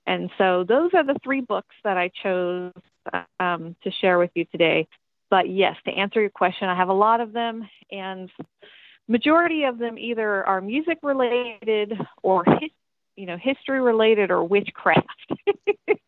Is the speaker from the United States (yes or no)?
yes; Tennessee, United States; also born or lived in Virginia; I was born in Virginia, but I grew up in Tennessee